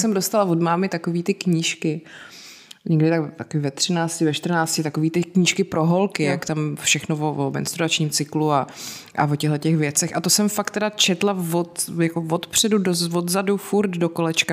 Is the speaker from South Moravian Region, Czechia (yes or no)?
no; South Bohemian Region, Czechia; Já jsem z Jižních Čech a tam hmm. se to říká a pak jsem zjistila, že se to jinde vůbec neříká